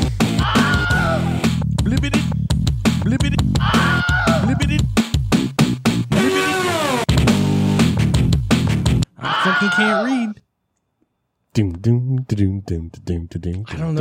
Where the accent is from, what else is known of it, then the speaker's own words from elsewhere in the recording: Florida, United States; I grew up in Florida